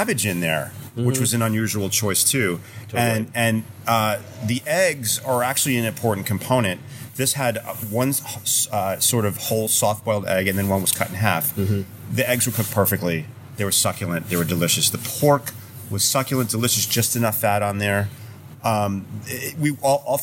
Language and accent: English; New Jersey, United States; now in Seattle, United States; I'm from New Jersey, too